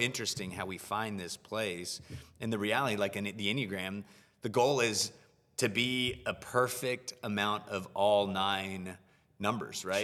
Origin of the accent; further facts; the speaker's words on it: United States; living and growing up in the U S